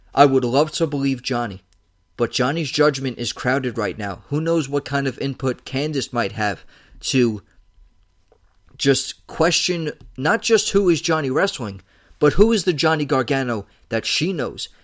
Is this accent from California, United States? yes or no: no; New York City, New York, United States; my hometown of New York City